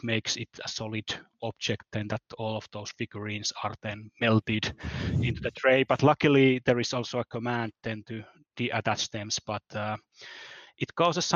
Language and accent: English; Finland; I'm from Finland